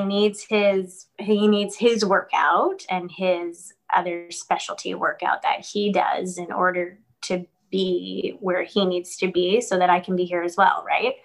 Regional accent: New York, United States; moved away; I'm from New York originally

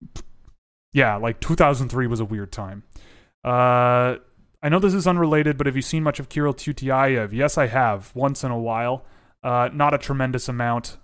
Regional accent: Toronto, Ontario, Canada; I was born in Toronto. I was raised in Toronto.

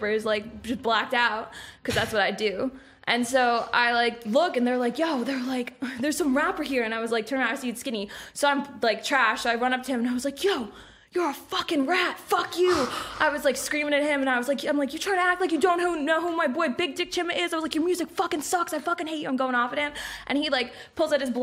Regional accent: Hunterdon County, New Jersey, United States; also born or lived in New Brunswick, New Jersey; I'm, like, from Hunterdon County

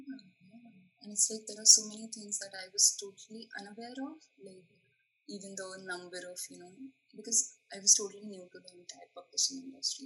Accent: India; moved away as an adult; also born or lived in Mumbai; now in Savannah, United States; I'm from India.

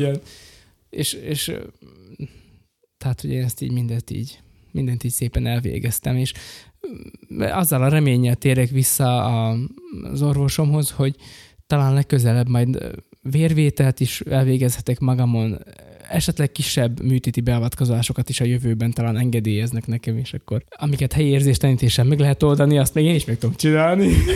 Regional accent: Rimavská Sobota, Banská Bystrica Region, Slovakia; én ott a lakótelepen nőttem fel

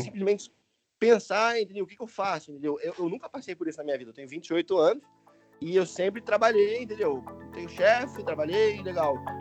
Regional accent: Niterói, Rio de Janeiro, Brazil; moved away as an adult; also born or lived in United States / England; now in Spain; eu nasci em Niterói, no Rio de Janeiro. Quando eu fiz 18 anos, eu fui morar nos Estados Unidos

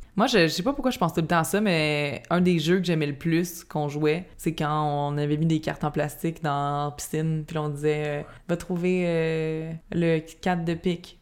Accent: Laval, Quebec, Canada; on était chez nous à Fabreville

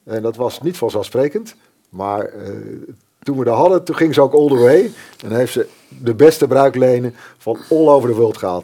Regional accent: Netherlands; wij als Nederlanders

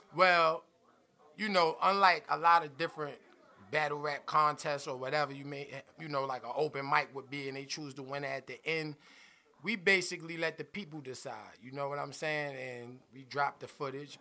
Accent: New York City, New York, United States; I'm from Brooklyn

